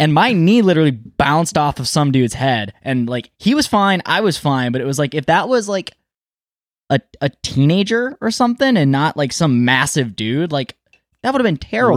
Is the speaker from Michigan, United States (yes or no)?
yes; Ypsilanti, Michigan, United States; also born or lived in Milan, Michigan; Ypsilanti, born and raised